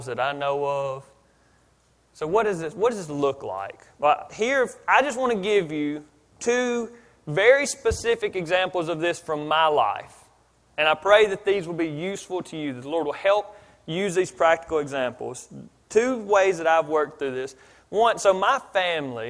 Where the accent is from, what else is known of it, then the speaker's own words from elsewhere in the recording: Philadelphia, Pennsylvania, United States; now in Mississippi, United States; I grew up in Philadelphia